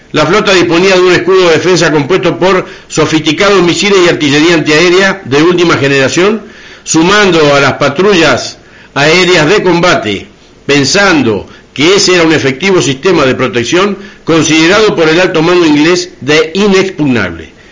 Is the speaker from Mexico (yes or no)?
no; Argentina; como argentinos